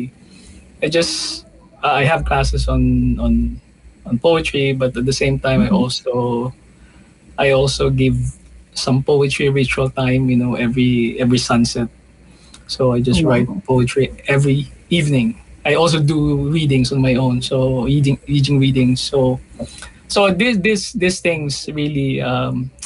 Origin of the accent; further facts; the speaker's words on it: Batangas, Calabarzon, Philippines; moved away; also born or lived in Manila; I was born in Batangas.